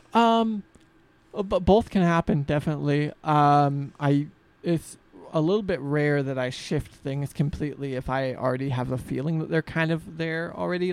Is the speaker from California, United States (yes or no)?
no; Freeman, Washington, United States; I grew up outside of Spokane, in the Freeman area